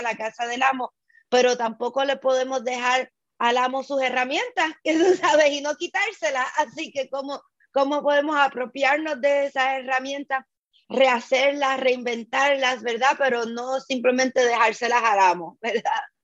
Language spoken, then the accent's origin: Spanish; Puerto Rico; tuvo como mucho más sentido para mí pensarme como caribeña que como latinoamericana